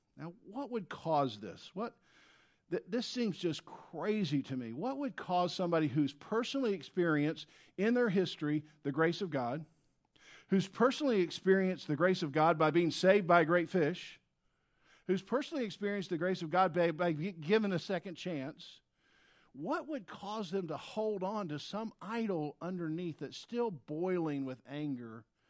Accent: the South, United States; if you grew up in the South, as I did in the seventies

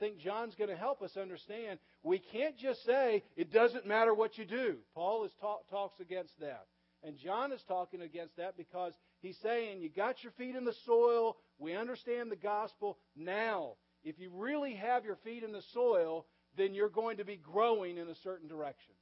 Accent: the South, United States; I grew up in the South and I went to relatively small churches as a kid.

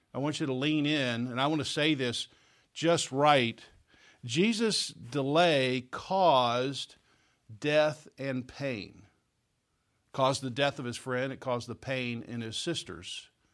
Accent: Oklahoma, United States; I grew up in Oklahoma

